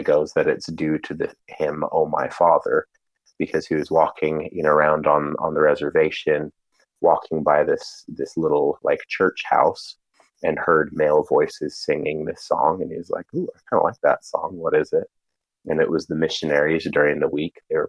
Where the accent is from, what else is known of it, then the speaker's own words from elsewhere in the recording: Provo, Utah, United States; I grew up pretty much in Provo, Utah. Provo is what I call home